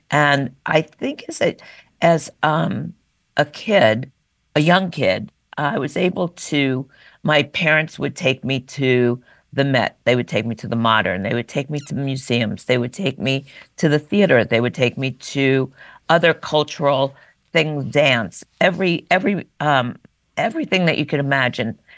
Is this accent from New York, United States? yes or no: yes; New York, United States; New York. And once a New Yorker, you never